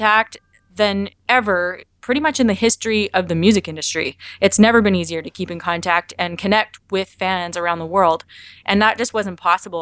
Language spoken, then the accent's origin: English; Canada; I'm Canadian